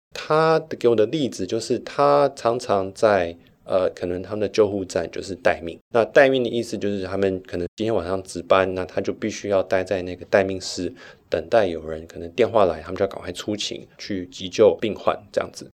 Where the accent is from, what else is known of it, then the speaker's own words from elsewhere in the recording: Taiwan; moved away as an adult; also born or lived in United States / Sydney, Australia; now in Switzerland; 我一回到台湾，小一、小二就开始碰到老师会打手心